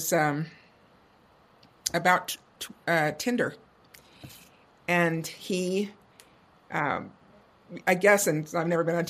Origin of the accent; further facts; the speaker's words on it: Indiana, United States; moved away; growing up in Indiana